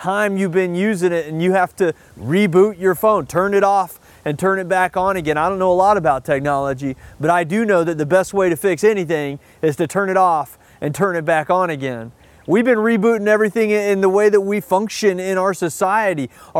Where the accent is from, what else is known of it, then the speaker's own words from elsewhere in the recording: the South, United States; I had a lot of those feelings growing up in the Deep South in a traditional Christian environment.